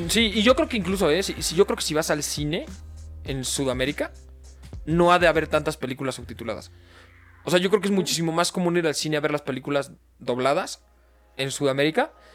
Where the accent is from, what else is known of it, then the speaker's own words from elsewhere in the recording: Mexico; nosotros somos mexicanos